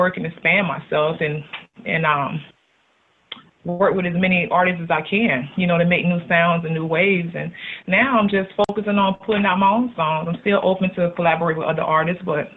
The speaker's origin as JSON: {"language": "English", "town": "Tampa", "region": "Florida", "country": "United States", "said": "I'm from the hood. I'm from West Tampa"}